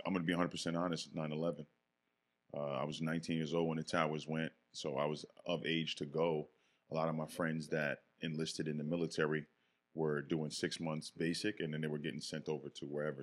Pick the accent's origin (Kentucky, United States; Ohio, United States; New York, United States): New York, United States; Yonkers; born or raised there; also born or lived in Bronx, New York